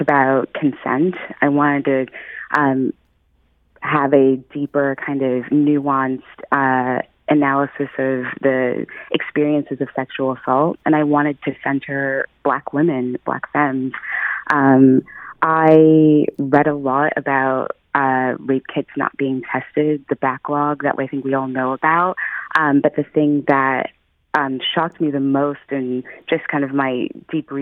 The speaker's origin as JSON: {"language": "English", "town": "St. Louis", "region": "Missouri", "country": "United States", "tie": "born or raised there", "moved": "yes", "lives_now": "Philadelphia, United States", "said": "I'm originally from St. Louis. I grew up there."}